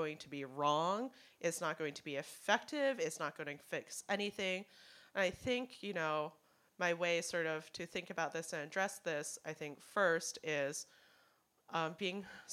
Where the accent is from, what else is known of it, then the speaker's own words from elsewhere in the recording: Hong Kong; now in United States; I'm from Hong Kong.